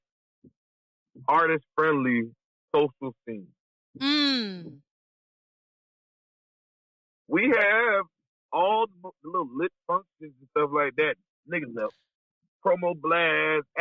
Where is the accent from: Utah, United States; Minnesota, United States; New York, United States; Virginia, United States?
Virginia, United States